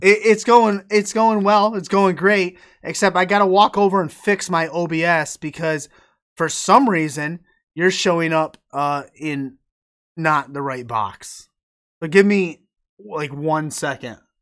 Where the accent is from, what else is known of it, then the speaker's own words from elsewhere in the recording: upstate New York, United States; My hometown is, it's in New York. It's in upstate New York, even farther than Albany, uh, nor, uh, it's, like, right on the border of Vermont